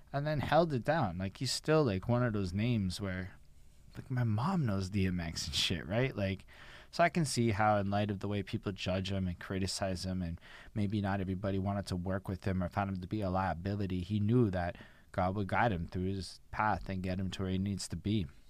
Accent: Montreal, Quebec, Canada; I'm from Montreal.

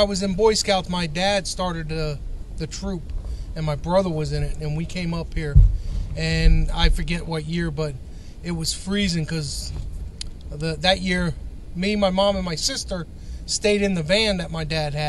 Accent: Miami, Florida, United States; This is my daughter, Brooke. We're from Miami, Florida.

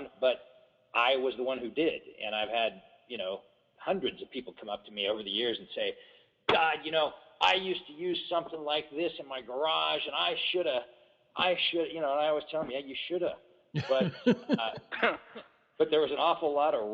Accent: Corona Del Mar, California, United States; also born or lived in Berkeley / Huntington Beach; I spent a couple years in Berkeley, but I grew up mostly down in Southern California in a little place called Corona Del Mar, and then later on Huntington Beach.

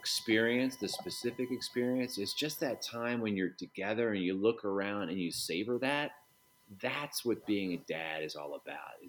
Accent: Chicago, Illinois, United States; as a Chicagoan

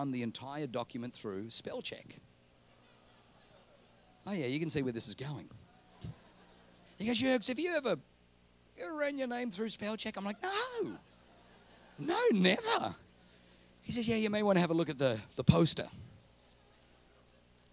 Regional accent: Australia; moved away as an adult; also born or lived in Germany; now in New Zealand; I grew up in Australia

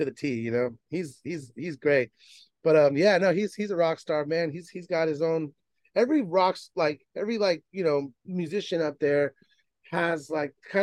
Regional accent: Bay Area, California, United States; I'm from the Bay Area

